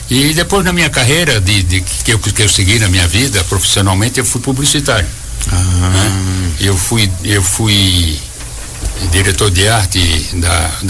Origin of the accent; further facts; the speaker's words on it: Florianópolis, Santa Catarina, Brazil; Eu sou de Florianópolis. Da capital.